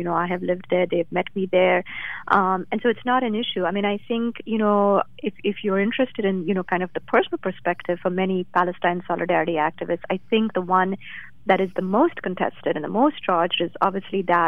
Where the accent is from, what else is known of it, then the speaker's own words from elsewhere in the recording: India; moved away; I grew up in India